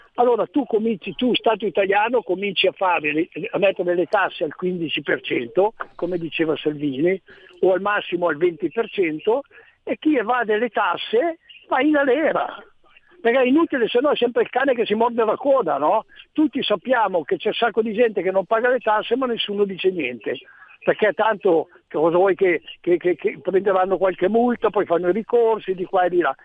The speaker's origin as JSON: {"language": "Italian", "town": "Rome", "region": "Lazio", "country": "Italy", "said": "io sono di Roma"}